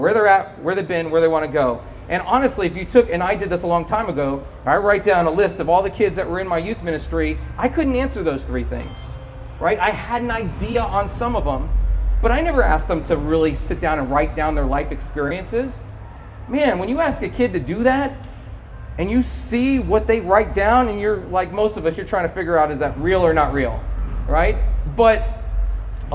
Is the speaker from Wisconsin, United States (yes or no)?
no; Cedar Park, Texas, United States; my hometown, Cedar Park, Texas